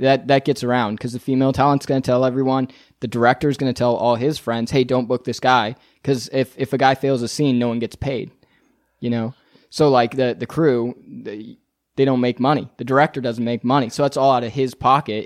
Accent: Northern California, United States; moved away as an adult; also born or lived in Las Vegas; now in Los Angeles, United States; I'm from Northern California

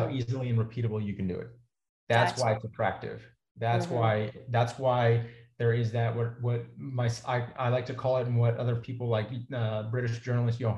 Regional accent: Texas, United States; I grew up in Texas, immersed in a culture of meat eating

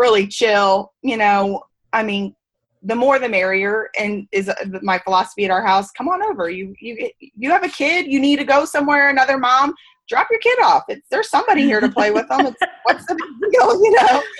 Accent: Missouri, United States; moved away; I was commuting to my hometown. We were in Missouri then

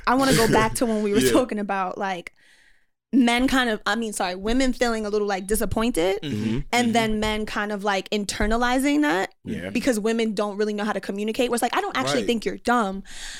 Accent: Jamaica; I'm West Indian. I'm Jamaican.

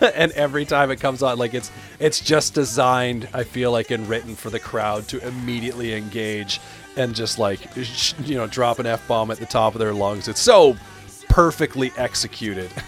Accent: Canada; I'm from Canada

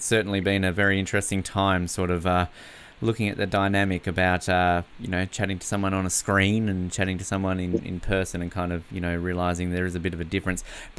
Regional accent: Canada; Hard not to get caught up in the Raptors after the last 12 or so months, particularly being a Canadian.

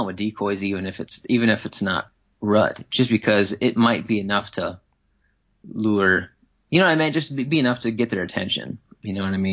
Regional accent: Wisconsin, United States; growing up in Wisconsin, whitetail hunting

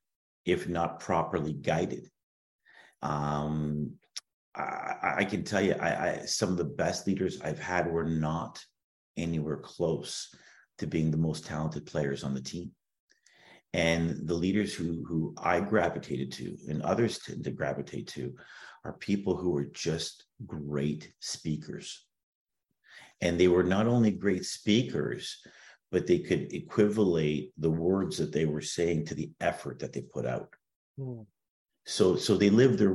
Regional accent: Toronto, Ontario, Canada; growing up in Toronto, you know, you pop out of the womb and they slide a pair of skates on you

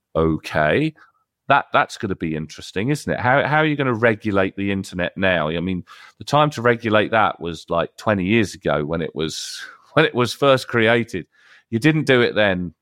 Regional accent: United Kingdom; I'm British

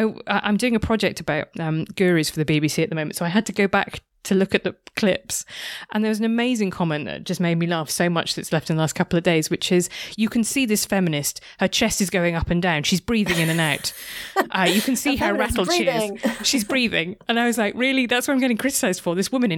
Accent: United Kingdom; Like, that's just a very, like, I'm British.

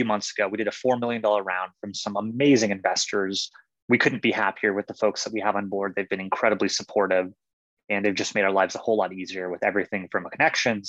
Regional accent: Johannesburg, Gauteng, South Africa; I'm from South Africa. I was born in Johannesburg, which is a pretty high city.

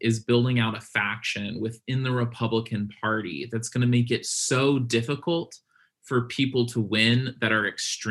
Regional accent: Virginia, United States; my home state of Virginia, I live in Hampton Roads

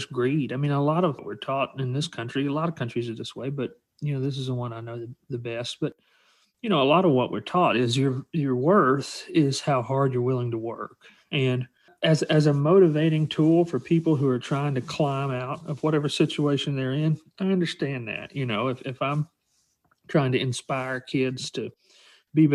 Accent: Alabama, United States; I grew up in Alabama around working class people.

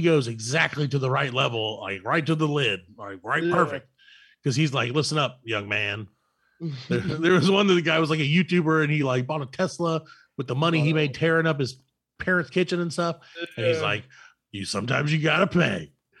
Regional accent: the South, United States; we're from the South

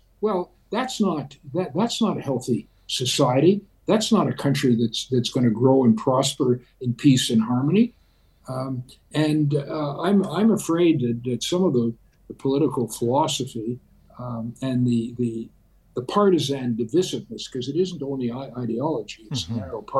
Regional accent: Canada; Look, this relates to who we are in Canadian values.

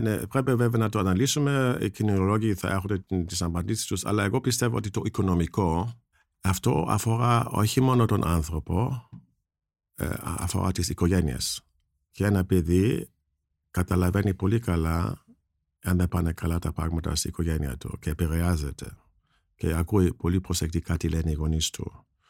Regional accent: Germany; now in Greece; εγώ που ζω στην Ελλάδα ως Γερμανός

